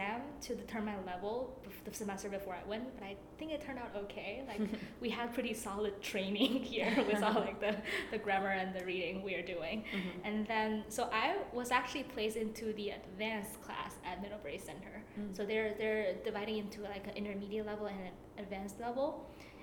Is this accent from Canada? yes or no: no; Beijing, China; English is a second language; I'm from Beijing, China